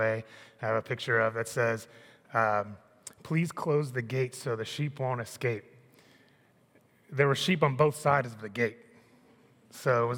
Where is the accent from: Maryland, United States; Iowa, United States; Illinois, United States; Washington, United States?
Maryland, United States; Annapolis; When I was 12, I grew up in Annapolis.